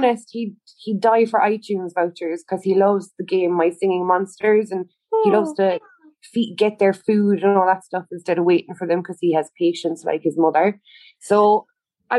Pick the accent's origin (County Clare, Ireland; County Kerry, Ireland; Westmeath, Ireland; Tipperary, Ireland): County Kerry, Ireland; Tralee; also born or lived in Cork; I was born and raised in Tralee